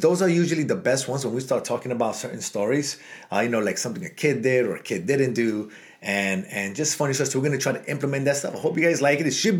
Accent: New York City, New York, United States; now in Miami, United States; because we grew up in New York City.

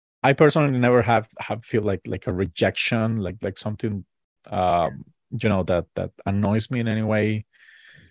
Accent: Costa Rica; we're from Costa Rica

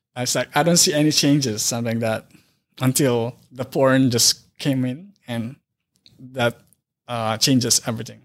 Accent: Philippines; moved away as an adult; now in Wisconsin, United States; I grew up in Philippines

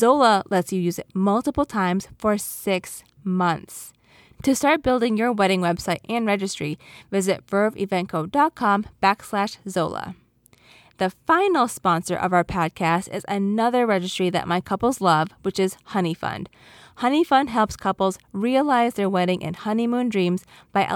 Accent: New York, United States; I'm from New York

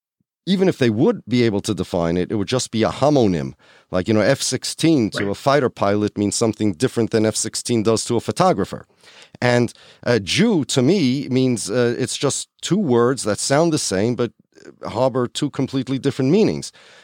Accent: United States; But I'm American. And as far as I'm concerned, I've said this a long time, as far as being a Jew is concerned

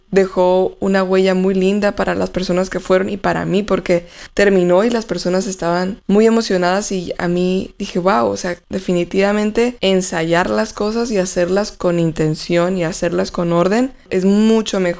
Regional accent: Tijuana, Baja California, Mexico; also born or lived in United States; yo crecí en Estados Unidos y en Tijuana.

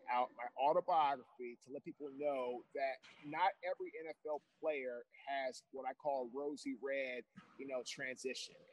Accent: Washington, District of Columbia, United States; now in Baltimore, United States; I'm also originally from Washington, D.C., which was an hour away from Baltimore.

